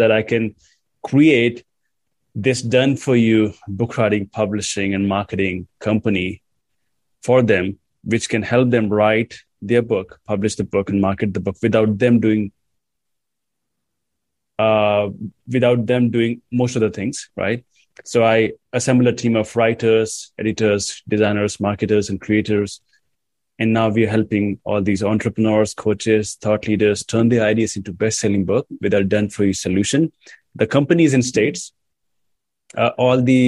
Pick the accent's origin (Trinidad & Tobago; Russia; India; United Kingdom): India; I come from India